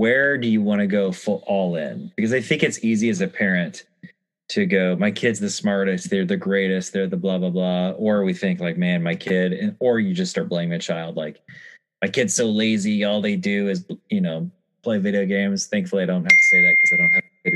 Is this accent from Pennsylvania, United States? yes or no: no; New Mexico, United States; now in Portland, United States; growing up in New Mexico